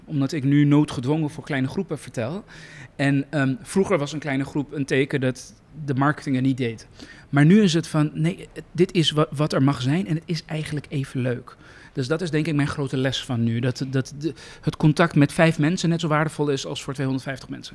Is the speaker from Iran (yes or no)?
yes; Iran; moved away; iemand met mijn achtergrond, een vluchteling uit Iran